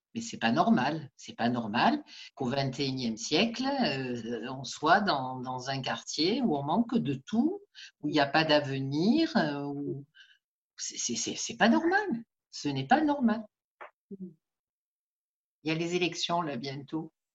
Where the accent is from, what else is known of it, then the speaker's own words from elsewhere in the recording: Marseille, Provence-Alpes-Côte d'Azur, France; je suis née à Saint-Lazare et j'y suis toujours, donc je ne suis pas partie.